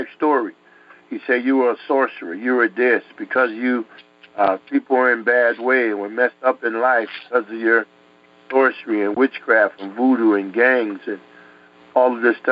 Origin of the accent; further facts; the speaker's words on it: New York City, New York, United States; also born or lived in Connecticut; I grew up in Connecticut, New York, and stuff, in the streets there in Harlem